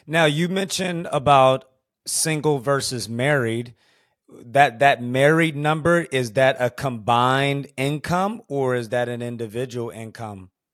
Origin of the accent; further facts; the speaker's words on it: Houston, Texas, United States; I grew up in Houston, Texas